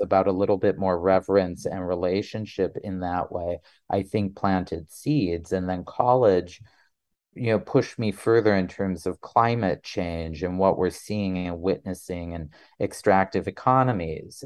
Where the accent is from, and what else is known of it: North Dakota, United States; born or raised there; also born or lived in South Carolina; now in Utah, United States